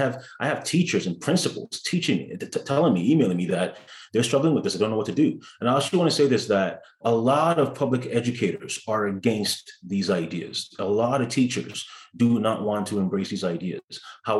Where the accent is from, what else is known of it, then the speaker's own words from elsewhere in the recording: Peel, Ontario, Canada; the school that I grew up in Peel District School Board